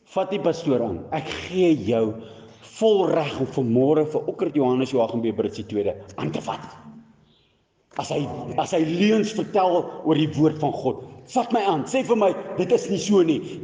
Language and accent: Afrikaans; South Africa; as ek 'n Afrikaner is en ek spreek Jesus anders te uit